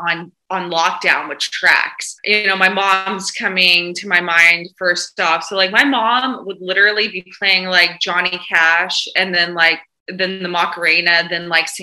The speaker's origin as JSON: {"language": "English", "region": "the South", "country": "United States", "said": "I'm from the South."}